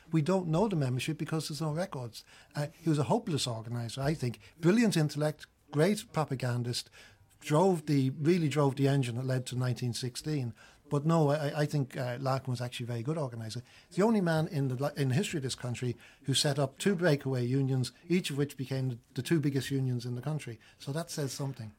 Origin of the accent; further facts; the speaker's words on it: United Kingdom; I grew up in Britain mainly